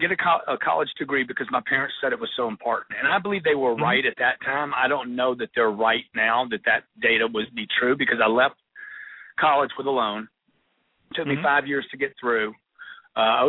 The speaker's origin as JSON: {"language": "English", "town": "Lake Charles", "region": "Louisiana", "country": "United States", "tie": "born or raised there", "moved": "yes", "lives_now": "Los Angeles, United States", "said": "I grew up in Lake Charles, Louisiana."}